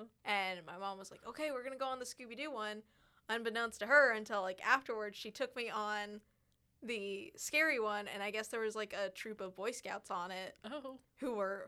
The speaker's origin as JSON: {"language": "English", "region": "Iowa", "country": "United States", "moved": "yes", "said": "originally I'm from Iowa"}